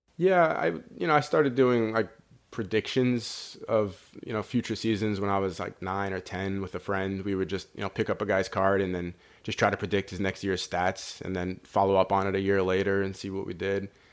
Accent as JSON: {"language": "English", "region": "New York", "country": "United States", "tie": "born or raised there", "said": "I grew up in New York"}